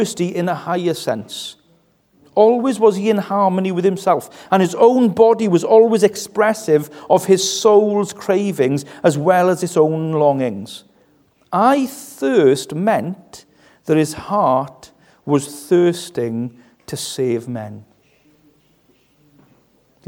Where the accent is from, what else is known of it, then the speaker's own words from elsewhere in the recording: West Wales, United Kingdom; I come from West Wales, which means I'm a little bit tight.